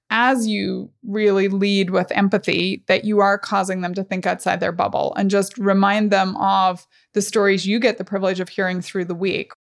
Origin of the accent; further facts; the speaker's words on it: Northern Ireland, United Kingdom; growing up in Northern Ireland